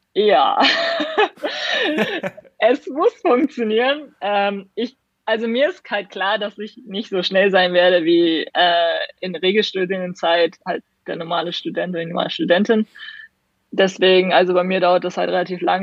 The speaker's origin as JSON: {"language": "German", "region": "Hamburg", "country": "Germany", "said": "in Hamburg zum Beispiel, wo ich herkomme"}